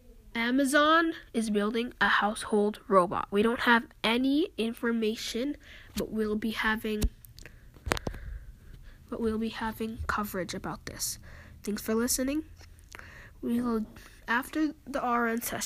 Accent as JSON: {"language": "English", "region": "Minnesota", "country": "United States", "said": "I'm from Minnesota"}